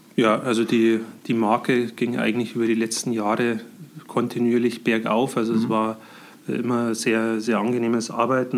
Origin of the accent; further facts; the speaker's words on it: Scheyern, Bavaria, Germany; also born or lived in Heilbronn / Munich; Ich komme aus äh, Scheiern, das ist im Landkreis Pfaffenhofen. Äh, bin hier auch aufgewachsen